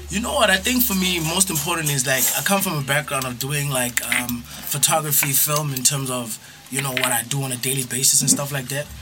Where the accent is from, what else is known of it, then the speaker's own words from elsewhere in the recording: Johannesburg, Gauteng, South Africa; Born and bred in JHB